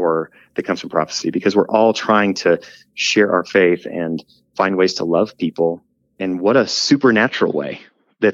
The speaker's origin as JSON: {"language": "English", "region": "Wyoming", "country": "United States", "tie": "born or raised there", "said": "growing up in Wyoming, you know, the mountains"}